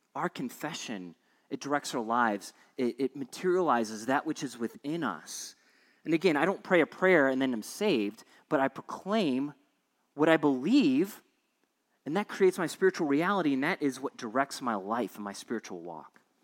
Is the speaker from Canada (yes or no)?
no; Cincinnati, Ohio, United States; moved away; I grew up in Cincinnati, Hamilton County, at least back when I lived there a couple decades ago.